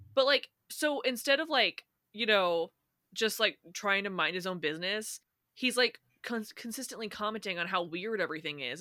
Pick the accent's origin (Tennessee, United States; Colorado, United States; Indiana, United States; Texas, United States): Indiana, United States; I'm from Indiana, right? But yeah. there are tons of people in Indiana that have like a southern accent, which I don't have